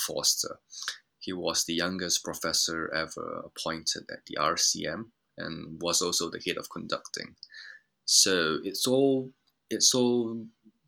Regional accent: Japan; moved away; I grew up in Japan

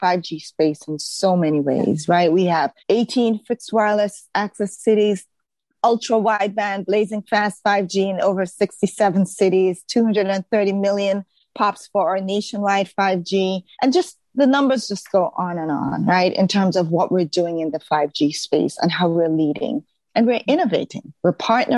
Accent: Jamaica; moved away as an adult; also born or lived in Baltimore, United States; now in United States; I came from Jamaica, right? A country where everybody looked like me, sounded like me

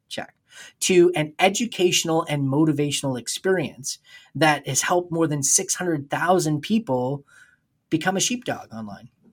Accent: New Brunswick, Canada; when I was in high school in, uh, in New Brunswick

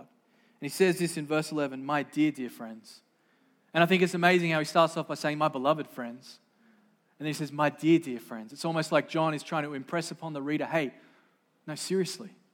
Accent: Sydney, New South Wales, Australia; moved away; I didn't come from here. I grew up in Sydney, Australia, the great Southland of the Holy Spirit

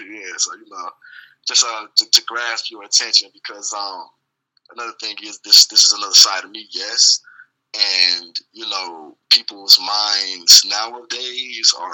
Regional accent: Maywood, Illinois, United States; also born or lived in Georgia / Mississippi / Michigan / Indiana; man, I'm from Illinois, man. You know, born in Maywood, in and out of the Maywood area. Really raised everywhere Georgia, Atlanta, Mississippi, Michigan, Indiana, everywhere in Illinois, you name it.

